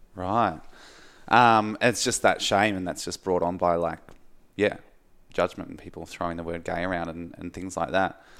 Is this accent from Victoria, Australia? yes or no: yes; Mount Martha, Victoria, Australia; growing up where I grew up in Mount Martha